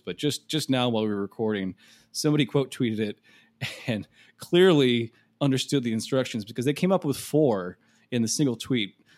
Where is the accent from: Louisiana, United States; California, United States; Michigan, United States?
Michigan, United States; my home state of Michigan